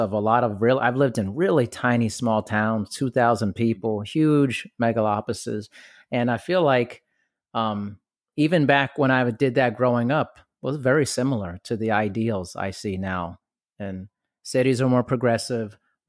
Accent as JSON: {"language": "English", "country": "Germany", "tie": "born or raised there", "said": "I did. I grew up in Germany partially. I lived there twice. I was born there."}